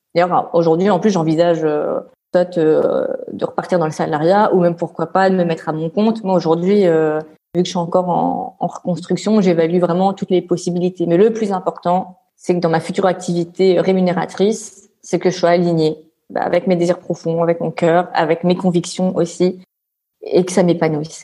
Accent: Réunion; also born or lived in France; now in Brussels, Belgium; je suis l'île de la Réunion

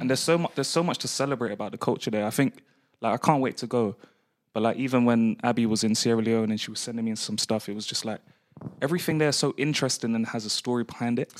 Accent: London, United Kingdom; growing up in London

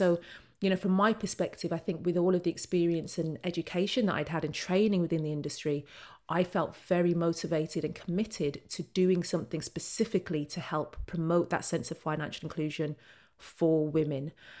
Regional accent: Birmingham, West Midlands, United Kingdom; born there; moved away as an adult; now in London, United Kingdom; So I'm a Brummie by birth, and I moved down to London for my very first job after university

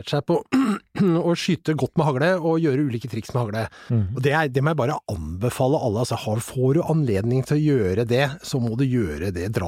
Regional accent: Asker, Akershus, Norway; Jeg er fra Asker.

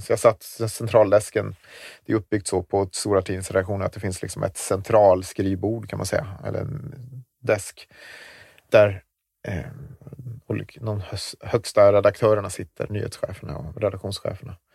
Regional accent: Gotland, Sweden; Att när kommer de på mig att jag är en bloggare från Gotland?

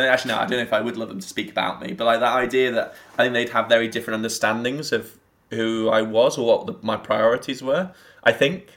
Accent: England, United Kingdom; But I'm like an English person who absolutely affects a Scottish lil, because I think it's a lovely accent.

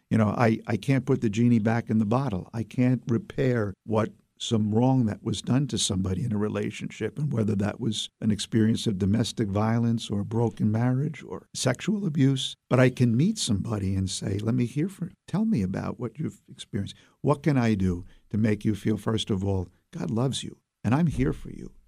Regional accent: New York City, New York, United States; moved away as an adult; now in Albany, United States; Even though I come from Brooklyn, uh, I like being in Albany, and uh, I intend to stay.

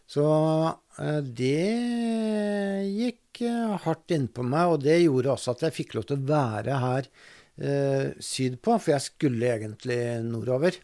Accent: Drammen, Buskerud, Norway; also born or lived in Lier; jeg er vokst opp på Konnerud

